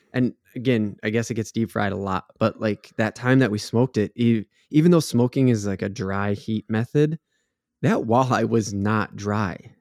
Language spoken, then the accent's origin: English; Minnesota, United States; growing up in Minnesota, that's something you get, a lot of people get taught from an age, from a young age